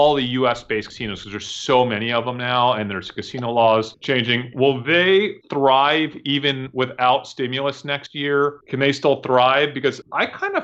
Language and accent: English; New York, United States; moved away; I'm from New York